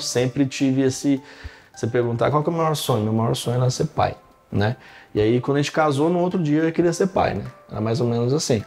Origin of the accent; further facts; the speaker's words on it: Carmo do Rio Claro, Minas Gerais, Brazil; moved away as an adult; also born or lived in São Paulo; quando eu tinha 14 para 15 anos, lá no interior de, de Minas Gerais, cidade chamada Carmo do Rio Claro